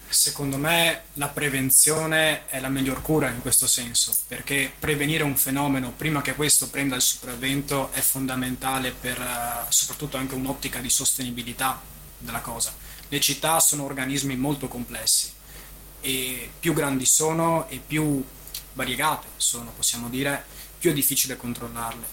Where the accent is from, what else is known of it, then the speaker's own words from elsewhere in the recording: Venice, Veneto, Italy; sono nato a Mestre, sono nato e cresciuto qui, vent'anni che sono